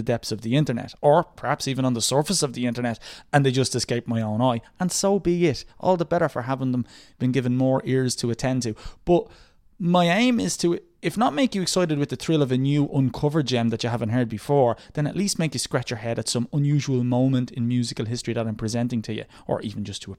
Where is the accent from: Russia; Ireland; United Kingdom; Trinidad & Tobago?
Ireland; Dublin, Leinster; I'm from Drimna in the south of Dublin City